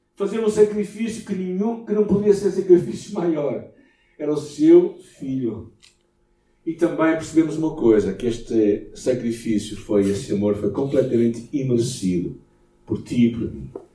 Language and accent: Portuguese; Portugal